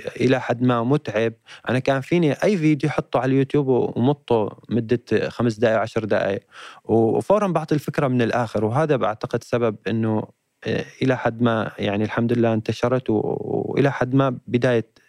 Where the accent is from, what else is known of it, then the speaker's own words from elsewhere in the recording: Hama, Hama Governorate, Syria; moved away; مدينتي حما